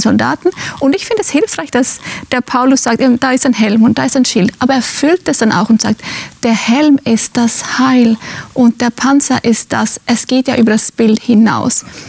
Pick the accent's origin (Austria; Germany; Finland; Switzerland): Finland; moved away; Ich bin in Finnland aufgewachsen, in einem sehr emanzipierten Land.